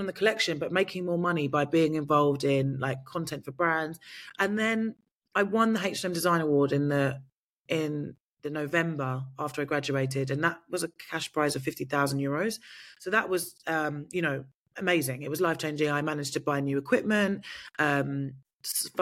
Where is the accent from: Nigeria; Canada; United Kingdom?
United Kingdom; I'm British